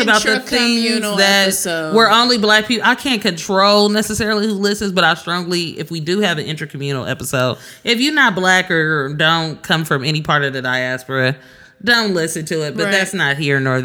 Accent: Oakland, California, United States; I'm from East Oakland, California.

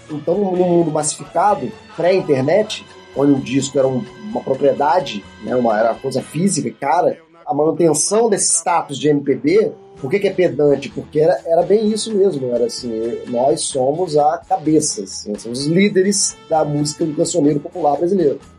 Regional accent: Brazil; Eu sou brasileiro, não sou russo.

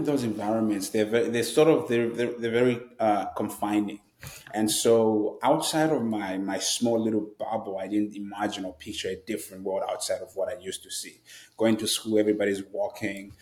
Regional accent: Zambia; moved away as an adult; now in United States; I am obviously from Zambia, and I grew up in Zambia. I moved to the United States about 10 years ago now

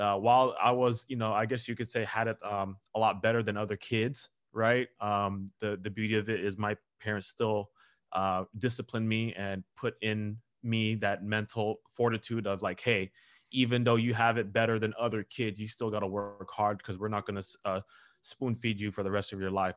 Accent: Southern California, United States; I grew up here in Southern California um, okay. all my life

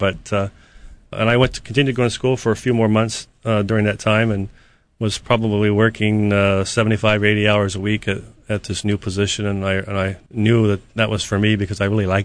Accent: Dayton, Ohio, United States; moved away as an adult; also born or lived in Eastern Kentucky / Burlington, Vermont; now in Hawaii, United States; My father was a coal miner, and I grew up in Dayton, Ohio. We moved there when I was

